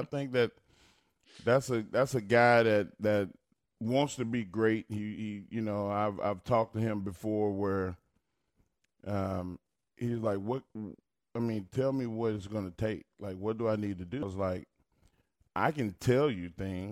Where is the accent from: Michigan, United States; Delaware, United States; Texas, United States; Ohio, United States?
Texas, United States; Silsbee; Terry Todd, he came to my hometown